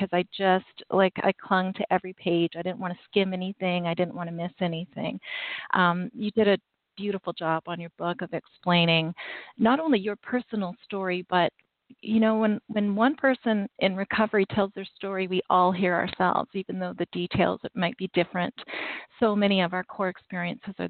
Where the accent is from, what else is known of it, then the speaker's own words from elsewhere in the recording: Canada; I'm Canadian